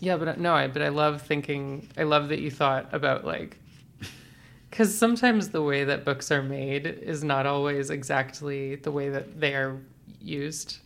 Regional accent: Birmingham, Alabama, United States; moved away; also born or lived in Georgia / Florida; I'm from Birmingham, Alabama.

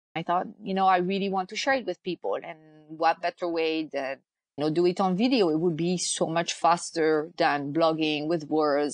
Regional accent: France; moved away as an adult; now in United States; I'm originally from France. I've lived in the US

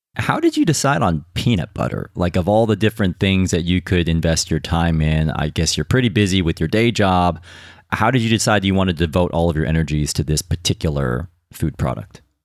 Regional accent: United States; now in United Kingdom; as an American

